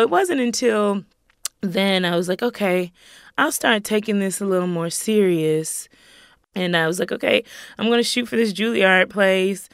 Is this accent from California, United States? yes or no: no; Greenville, South Carolina, United States; I grew up in Greenville, South Carolina